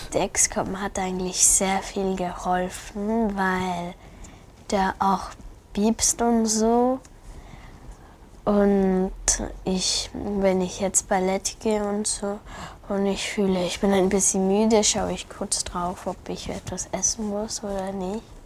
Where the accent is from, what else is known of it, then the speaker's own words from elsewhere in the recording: Salzburg, Austria; wir leben hier in Salzburg. Ich wurde auch in Salzburg geboren.